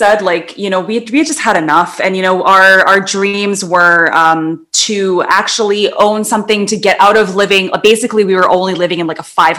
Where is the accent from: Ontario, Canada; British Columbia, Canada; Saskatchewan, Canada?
British Columbia, Canada; Vancouver; moved away as an adult; also born or lived in Toronto; I was born in Toronto, actually, believe it or not. So a lot of my family is still back there. But I moved when I was very little. So Hero is partially correct. I grew up in Vancouver.